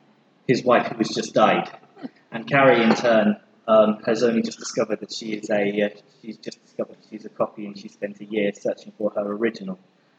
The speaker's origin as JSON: {"language": "English", "town": "Leicester", "region": "East Midlands", "country": "United Kingdom", "said": "Maisie and I were invited, because we're both from the Midlands, you see. Put the Book Down is a Midlands company, I'm from Leicester. Midlands represent."}